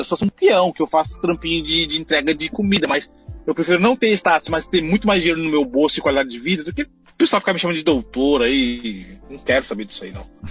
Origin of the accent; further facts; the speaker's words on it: São Paulo, Brazil; moved away as an adult; also born or lived in New York, United States; now in California, United States; eu vim de São Paulo, eu, eu vivi em São Paulo a vida inteira.